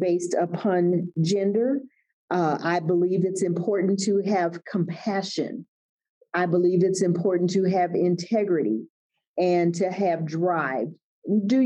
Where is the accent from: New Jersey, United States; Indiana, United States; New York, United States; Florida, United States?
Indiana, United States; Gary; moved away as an adult; now in Bloomington, United States; I was born and raised in Gary, Indiana